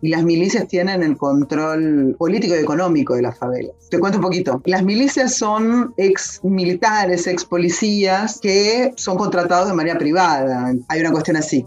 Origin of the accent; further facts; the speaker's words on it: Argentina; moved away as an adult; also born or lived in Italy; now in Rio de Janeiro, Brazil; Soy argentina, vivo en Río de Janeiro, Brasil, hace mm, ya unos seis años, seis años y medio.